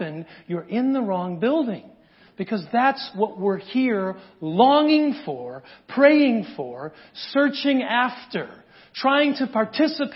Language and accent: English; United States; as an American